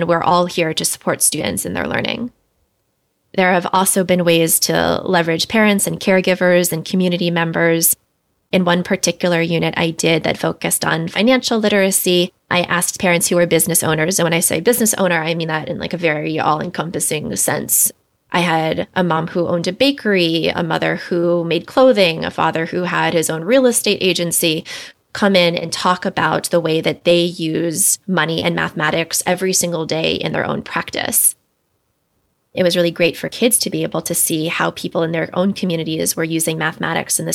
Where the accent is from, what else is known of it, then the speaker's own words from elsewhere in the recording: Washington, District of Columbia, United States; moved away as an adult; also born or lived in Los Angeles; I grew up in Washington, D.C., but I went to graduate school out in Los Angeles